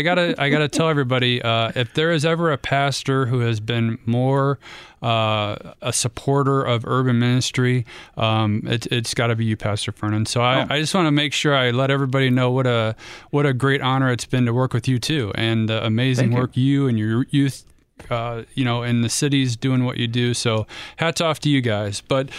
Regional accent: Ohio, United States; Nope. I'm from the North. I had to serve quite a long time in the South. So it was kind of funny being on the wrong side of the state. I went to Ohio State and it was kind of in the middle, but definitely growing up, I was Cleveland all the way.

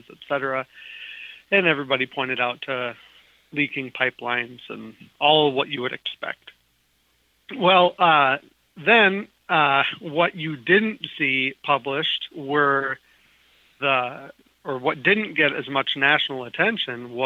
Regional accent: Minnesota, United States; As a kid, I grew up in Minnesota

